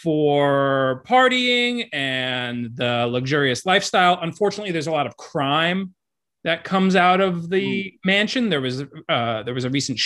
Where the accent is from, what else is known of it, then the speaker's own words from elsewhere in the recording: Miami Beach, Florida, United States; I was born and raised in Miami Beach specifically